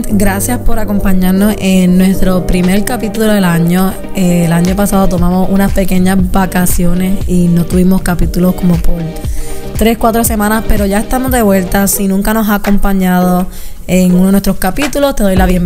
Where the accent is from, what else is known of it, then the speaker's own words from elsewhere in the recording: Puerto Rico; cosas que están pasando en Puerto Rico, como los temblores, eh, todas estas cosas que están pasando en mi país